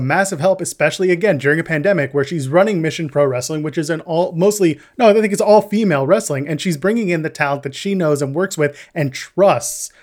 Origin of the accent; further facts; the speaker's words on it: Canada; we're Canadian